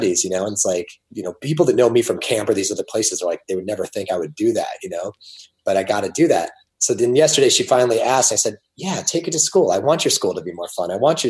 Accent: Ohio, United States; I was raised in Ohio.

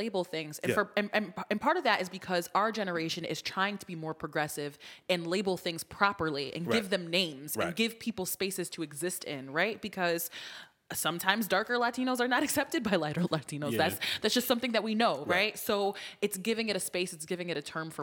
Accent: United States; I was born in the United States of America

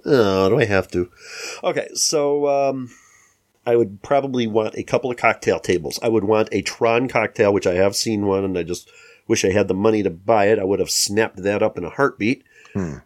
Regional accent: Chicago, Illinois, United States; We're from the Chicago metro area

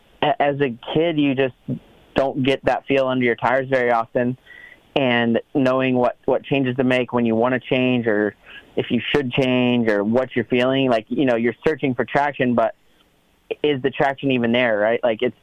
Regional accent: Southeast, United States; we grew up in the Southeast

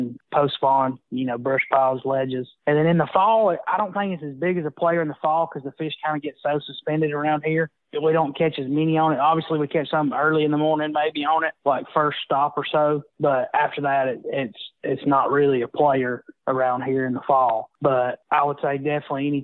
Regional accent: Smith Lake, Alabama, United States; growing up on Smith

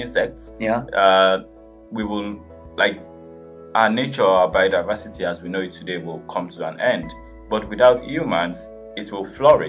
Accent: Nigeria; I come from Nigeria

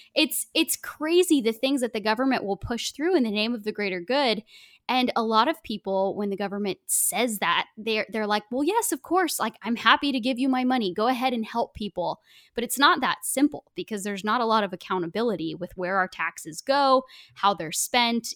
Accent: Oregon, United States; I grew up in Oregon

